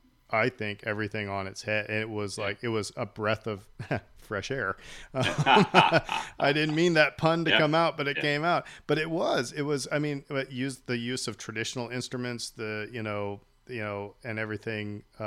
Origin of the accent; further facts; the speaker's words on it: Nebraska, United States; moved away; I'm from originally from Nebraska